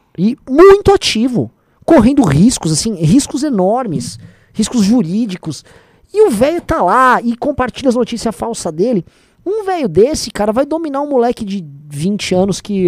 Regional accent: São Paulo, Brazil; Eu e meu irmão viemos da ZL

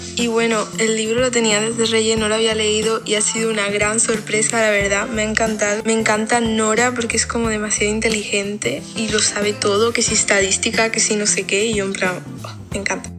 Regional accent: Lima, Peru; soy de Perú, Lima

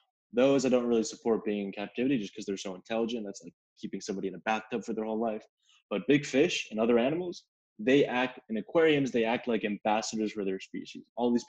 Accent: Connecticut, United States; born there; Well, look, I was born in Connecticut, and I would go back every summer now and then, and there were horseshoe crabs all along the coastline

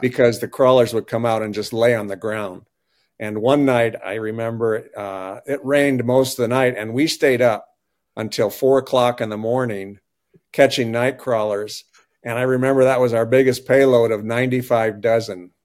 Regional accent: Northeast South Dakota, United States; also born or lived in Kansas; now in Platte, United States; growing up in Northeast South Dakota

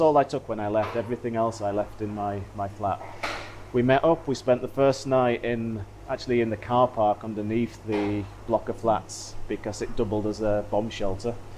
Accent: United Kingdom; I'm British

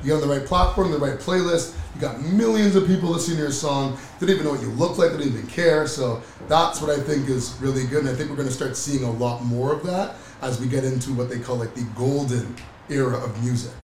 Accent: Oakville, Ontario, Canada; growing up in Oakville, a bunch of guys from Oakville

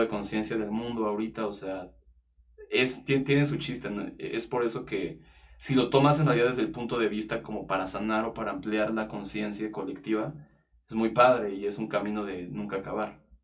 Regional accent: Mexico; soy artista, cantautor mexicano y productor musical

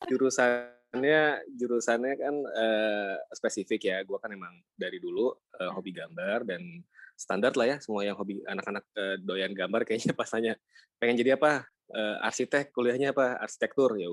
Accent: Jakarta, Indonesia; born there; also born or lived in Palu, Indonesia; Iya, jadi uh, gue KTP memang lahir di Jakarta.

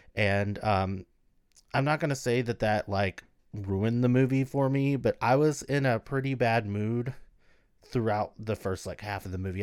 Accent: United States; we lived in rural America

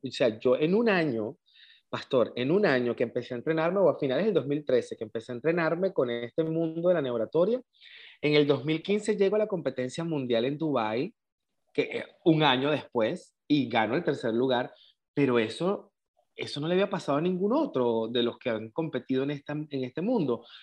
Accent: El Tigre, Anzoátegui, Venezuela; also born or lived in San Fernando, Trinidad and Tobago / Caracas, Venezuela; Yo digo que yo soy del Tigre, Estado Anzuategui, Venezuela.

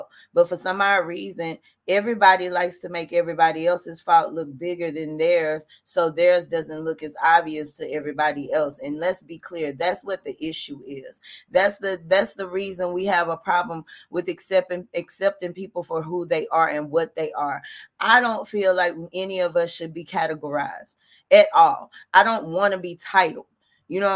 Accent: Arkansas, United States; I'm from Arkansas

